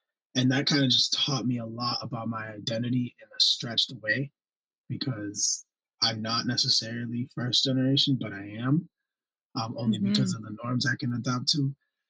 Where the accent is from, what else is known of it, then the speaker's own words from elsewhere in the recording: New York, United States; first language Spanish; English is a second language; So my first language was Spanish. And it wasn't until first grade that I was actually put into English speaking class. And then I had this funny accent because I was raised in New York